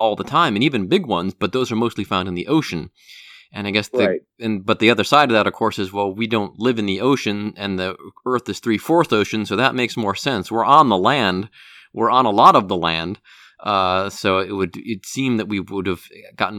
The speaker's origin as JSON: {"language": "English", "region": "Northeast Ohio", "country": "United States", "tie": "born or raised there", "said": "growing up in Northeast Ohio"}